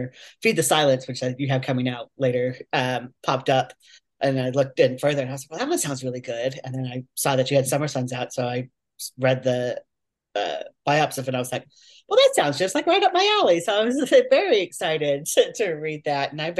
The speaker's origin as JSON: {"language": "English", "region": "Oregon", "country": "United States", "tie": "born or raised there", "moved": "as an adult", "lives_now": "Kentucky, United States", "said": "I grew up in Oregon, but I've lived here in Kentucky for the last 5 years now"}